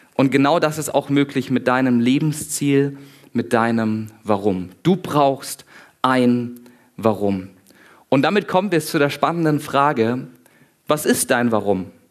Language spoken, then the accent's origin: German; near the Black Forest, Baden-Württemberg, Germany; ich komme unten aus dem Süden, in der Nähe vom Schwarzwald.